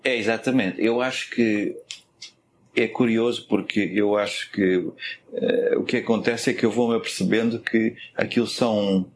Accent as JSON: {"language": "Portuguese", "country": "Portugal", "moved": "yes", "said": "até nós saímos de Portugal"}